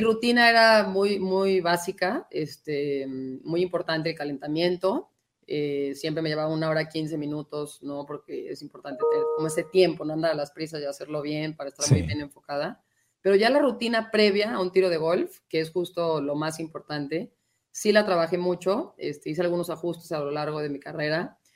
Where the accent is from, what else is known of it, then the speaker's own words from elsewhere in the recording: Guadalajara, Jalisco, Mexico; moved away as an adult; also born or lived in United States; crecimos en Guadalajara, todavía ahí está la casa de mis papás